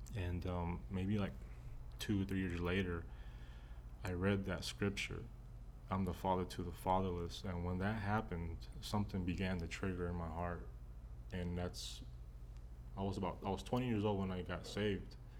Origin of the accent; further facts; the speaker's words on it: Texas, United States; I was raised in Texas